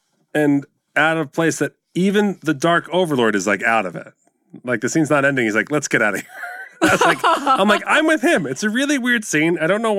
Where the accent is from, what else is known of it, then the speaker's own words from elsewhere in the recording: New Jersey, United States; But I'm from Jersey. We're supposed to do that.